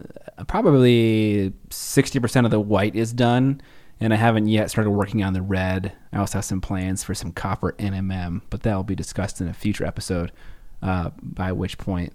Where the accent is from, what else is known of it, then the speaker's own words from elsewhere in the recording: United Kingdom; Well, I'm British.